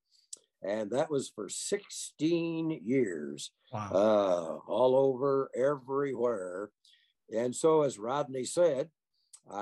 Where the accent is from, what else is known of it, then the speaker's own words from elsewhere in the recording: Des Moines, Iowa, United States; moved away as an adult; also born or lived in Kansas; now in Lakewood, United States; I'm an Iowa boy. I was born and raised in Des Moines, Iowa